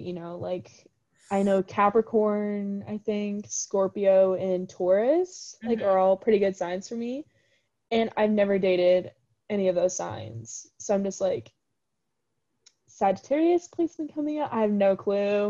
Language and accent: English; Ames, Iowa, United States; I'm from the Ames area